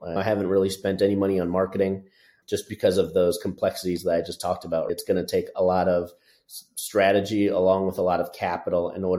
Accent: Chicago, Illinois, United States; now in Houston, United States; So I'm originally from Chicago, but gone all over the place up until now here in Houston.

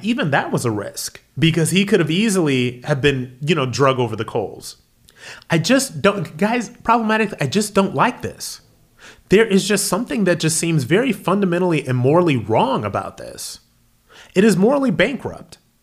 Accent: Akron, Ohio, United States; my hometown, Akron, Ohio

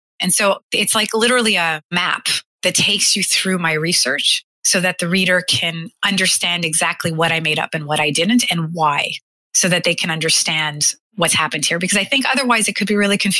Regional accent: Canada; as a Canadian, as a white woman, as somebody from the 21st century

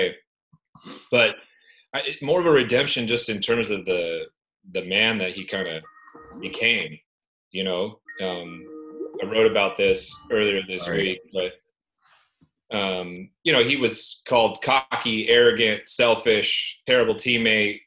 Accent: Northern California, United States; growing up in Northern California

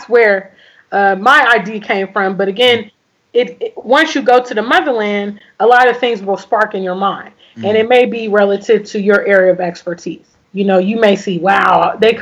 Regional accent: United States; moved away as an adult; I grew up in America for decades.

